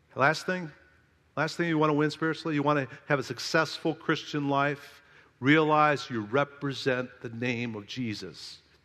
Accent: South Carolina, United States; I'm from South Kakalaki

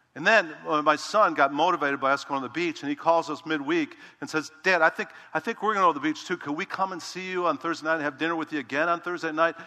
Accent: Chicago, Illinois, United States; I'm from Chicago

